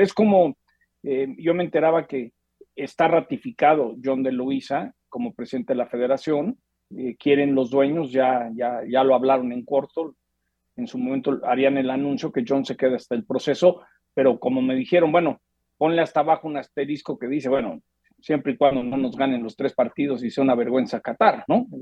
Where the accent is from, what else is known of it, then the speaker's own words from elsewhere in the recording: Mexico; como mexicano